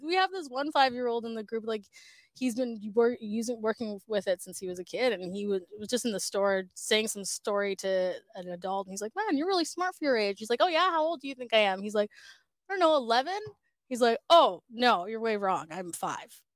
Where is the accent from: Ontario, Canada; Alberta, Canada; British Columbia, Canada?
British Columbia, Canada; Surrey; now in Vancouver, Canada; I grew up in Surrey